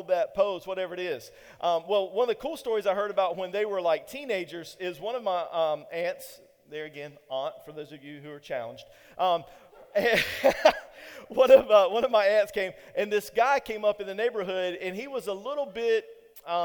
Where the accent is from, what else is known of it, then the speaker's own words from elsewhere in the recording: Eastern North Carolina, United States; I'm from Eastern North Carolina